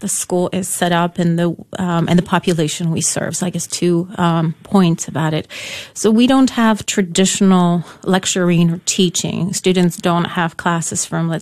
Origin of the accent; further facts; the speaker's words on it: Poland; first language Polish; English is a second language; now in United States; I was born in Poland, so yeah. Polish was my, first language